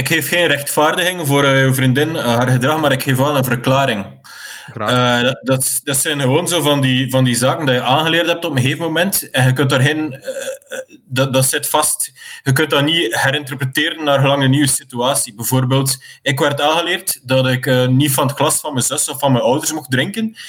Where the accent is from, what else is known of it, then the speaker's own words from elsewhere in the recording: West Flanders, Belgium; ik kom uit West-Vlaanderen